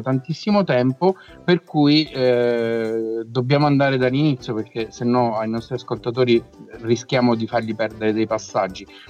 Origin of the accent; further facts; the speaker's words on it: Teramo, Abruzzo, Italy; sei teramano come noi